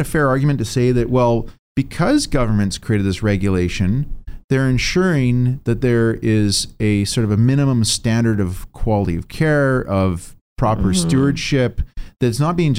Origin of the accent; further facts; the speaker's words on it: Port Alberni, British Columbia, Canada; I grew up in Port Alberni.